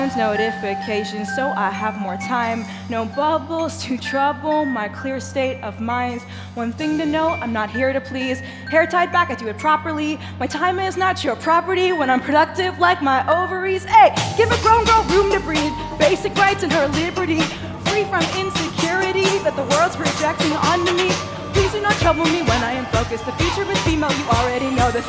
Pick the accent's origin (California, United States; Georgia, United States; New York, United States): New York, United States; New York City; I grew up in New York City playing the drums